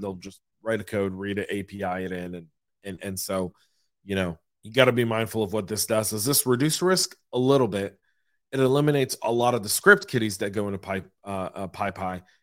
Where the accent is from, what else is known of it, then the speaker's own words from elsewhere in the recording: Atlanta, Georgia, United States; my hometown of Atlanta, Georgia